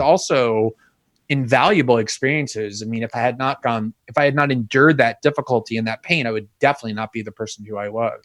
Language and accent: English; South Florida, United States; also born or lived in New York; it was South Florida. It was South Florida huh. actually where I grew up. I was born in New York and, and moved okay. as an infant to like a South Florida suburb